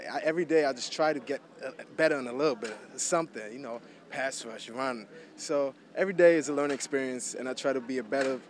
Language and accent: English; Hamburg, Germany; English is a second language; moved away as an adult; also born or lived in United States; now in New Orleans, United States; I grew up in Germany, mm-hmm. and you know, I was 18 when I graduated from my German high school, but I didn't speak English at that point. And that's when I came to America